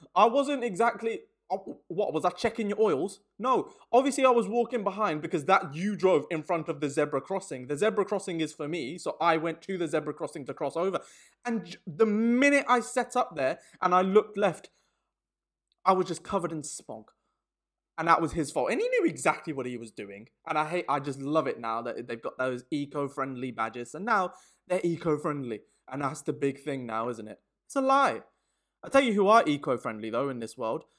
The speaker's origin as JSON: {"language": "English", "town": "Birmingham", "region": "West Midlands", "country": "United Kingdom", "tie": "born or raised there", "moved": "as an adult", "lives_now": "London, United Kingdom", "said": "I'm in London, I'm from Birmingham"}